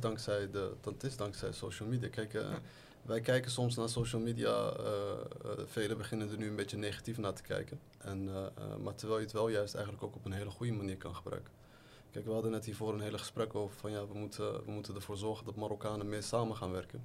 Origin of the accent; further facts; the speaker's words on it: The Hague, South Holland, Netherlands; moved away as an adult; now in Morocco; ik ben geboren en getogen in Den Haag